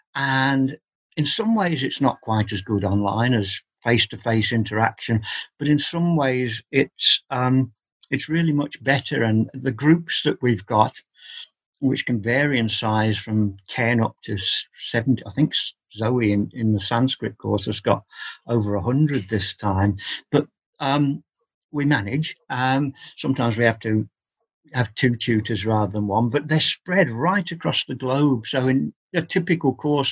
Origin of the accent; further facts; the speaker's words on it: England, United Kingdom; I've always regarded myself as an Englishman studying an Indian religion